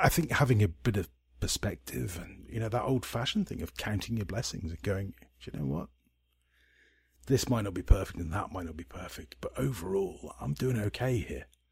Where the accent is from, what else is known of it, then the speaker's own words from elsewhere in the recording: Scotland, United Kingdom; I'm a Scot